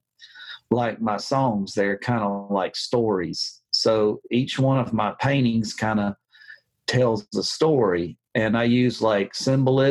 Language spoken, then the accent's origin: English; South Alabama, United States; I was from South Alabama